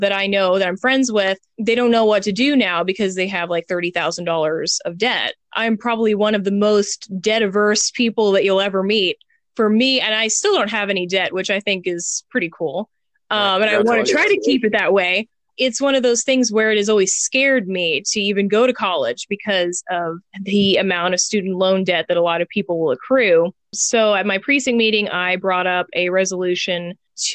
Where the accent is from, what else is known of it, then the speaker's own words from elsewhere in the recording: Houston, Texas, United States; now in North Carolina, United States; I was born and raised in Houston.